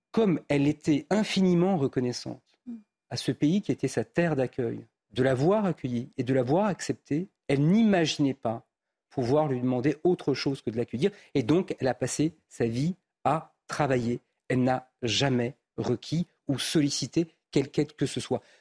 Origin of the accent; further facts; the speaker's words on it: France; j'ai fait le choix de la nationalité française parce que je suis français.